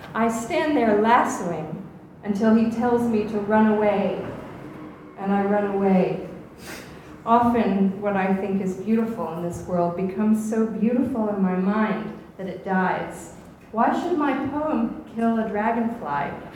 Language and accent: English; Atlanta, Georgia, United States; now in Oxford, United Kingdom; I grew up in Atlanta